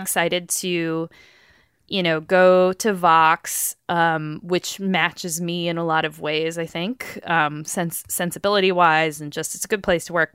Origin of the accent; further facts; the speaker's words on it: northeast of Albany, New York, United States; I grew up northeast of Albany, not very far, Albany, New York